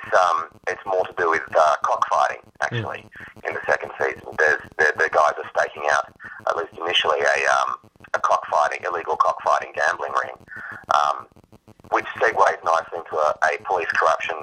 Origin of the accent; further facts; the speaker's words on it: Australia; as an Australian, I grew up with a lot of UK comedy and Irish comedy